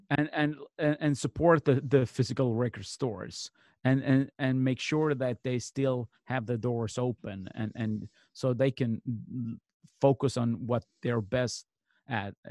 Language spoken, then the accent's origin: English; Malmö, Skåne, Sweden; in my hometown of Malmö, Sweden